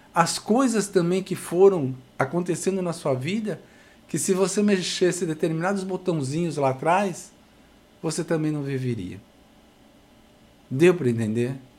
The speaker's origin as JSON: {"language": "Portuguese", "country": "Brazil", "said": "somos brasileiros"}